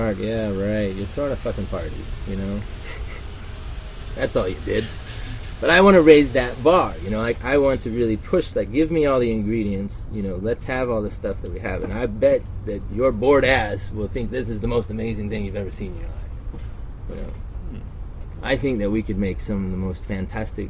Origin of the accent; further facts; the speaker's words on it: Reno, Nevada, United States; Growing up in Reno and hustling, you know, I was gambling by the time I was 15